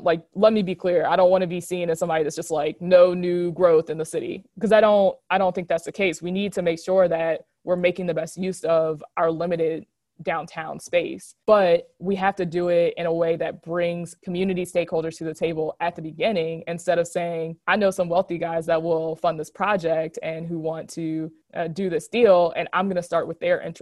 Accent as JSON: {"language": "English", "area": "Hanover area", "region": "Virginia", "country": "United States", "tie": "born or raised there", "lives_now": "Richmond, United States", "said": "I grew up in the Hanover area"}